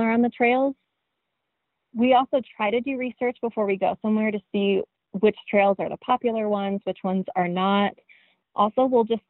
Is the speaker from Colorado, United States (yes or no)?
yes; Colorado, United States; moved away; also born or lived in Arizona; I'm from Colorado and then moved to Arizona